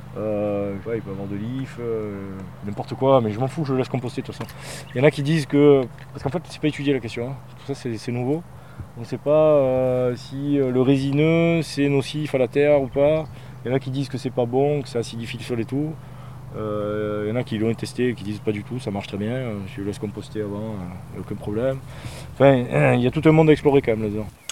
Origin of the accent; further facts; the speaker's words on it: Marseille, Provence-Alpes-Côte d'Azur, France; je suis urbain hein, quand même, hein. j'ai mangé du béton, euh, je suis marseillais